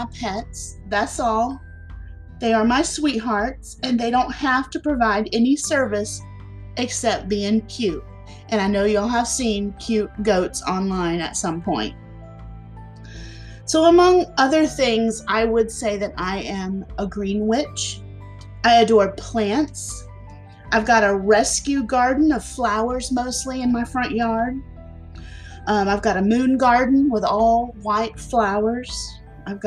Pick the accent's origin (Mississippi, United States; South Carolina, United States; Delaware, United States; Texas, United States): South Carolina, United States; also born or lived in Florida; So I was born in Florida, but I've been in South Carolina about 38 years now. I'm 48 years old.